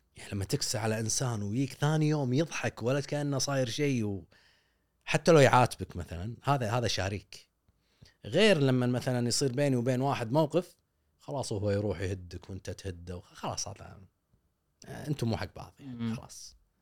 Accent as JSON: {"language": "Arabic", "country": "Kuwait", "said": "عندنا بالكويت"}